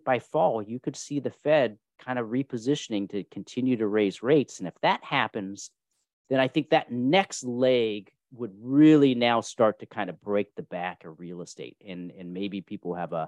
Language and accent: English; California, United States; also born or lived in Kentucky; And I was born in Kentucky. My brother was born in Pennsylvania. And then we grew up in California.